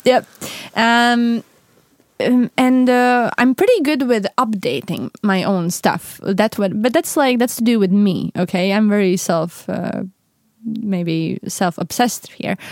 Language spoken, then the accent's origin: English; Latvia; moved away as an adult; I am from Latvia. But that's the weird thing, because I haven't lived there for seven years